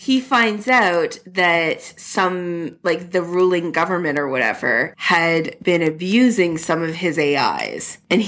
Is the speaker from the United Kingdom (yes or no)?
no; Canada; I'm so Canadian